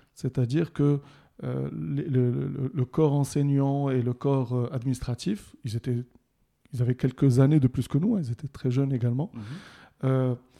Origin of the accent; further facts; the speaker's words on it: Casablanca, Casablanca-Settat, Morocco; also born or lived in Rabat; j'ai passé mon enfance plutôt à Casablanca.